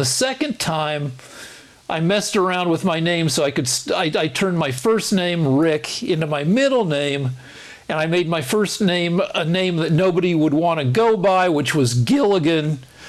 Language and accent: English; Boulder, Colorado, United States; It was my hometown school.